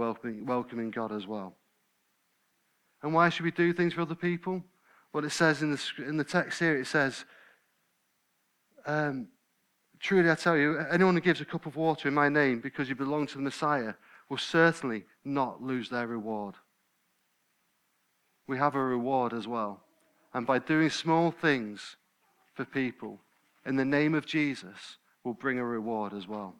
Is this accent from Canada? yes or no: no; United Kingdom; We're British, aren't we? I nearly said English. I'm not English, I'm British. We're British